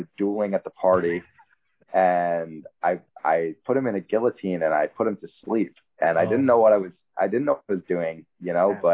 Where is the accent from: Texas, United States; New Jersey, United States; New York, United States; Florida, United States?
New York, United States; New York City; growing up in New York, especially Manhattan, it's like a kind of a scrappy environment